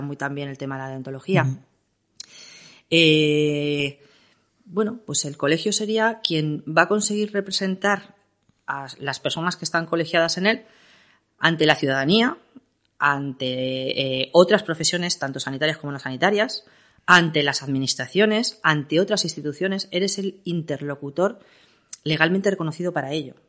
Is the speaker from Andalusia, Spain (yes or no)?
no; Castilla-La Mancha, Spain; now in Madrid, Spain; siendo yo una manchega recalcitrante